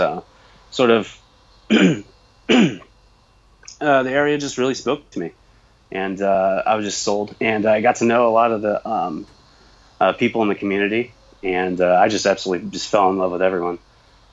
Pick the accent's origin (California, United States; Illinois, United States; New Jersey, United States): Illinois, United States; I'm from Illinois